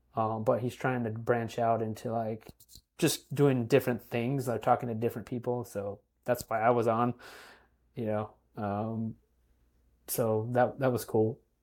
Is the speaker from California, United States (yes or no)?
yes; California, United States; moved away; growing up in California.